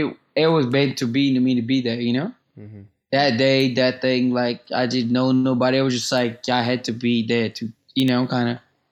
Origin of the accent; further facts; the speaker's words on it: Brazil; English is a second language; No, he was just like, you know, like coming from Brazil, whatever, you know, like all tha